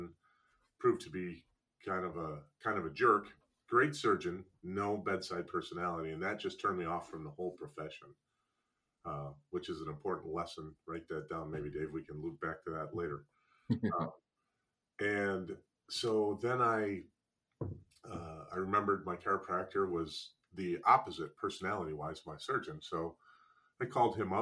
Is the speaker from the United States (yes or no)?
yes; Wisconsin, United States; I grew up in Wisconsin, about 20 some miles from the Gonstead Clinic.